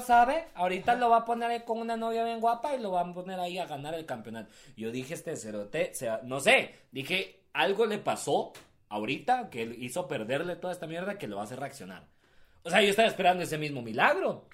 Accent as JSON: {"language": "Spanish", "country": "Guatemala", "said": "nos morimos por el fútbol en este país"}